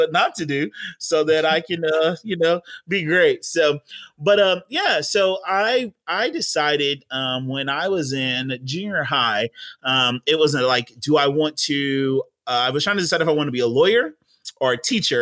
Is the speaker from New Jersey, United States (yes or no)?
no; Centralia, Illinois, United States; born and raised in Centralia, Illinois, small knit community